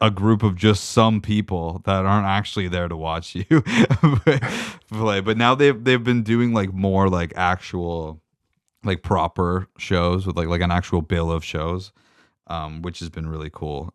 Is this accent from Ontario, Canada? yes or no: yes; Meaford, Ontario, Canada; I grew up in Meaford, Ontario